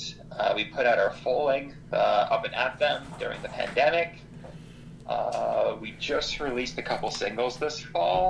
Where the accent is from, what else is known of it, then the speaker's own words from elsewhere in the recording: Toronto, Ontario, Canada; we're from Toronto